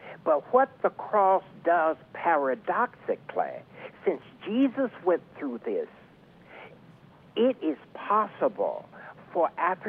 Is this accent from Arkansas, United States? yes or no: yes; the South, Arkansas, United States; moved away; also born or lived in New York City; I grew up in the South, and lynching in Arkansas, and lynching was definitely a part of my experience in growing up.